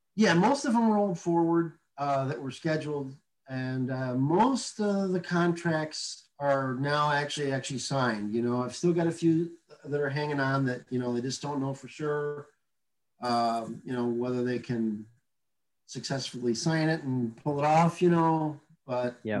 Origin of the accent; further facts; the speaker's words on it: Midwest, United States; growing up in the Midwest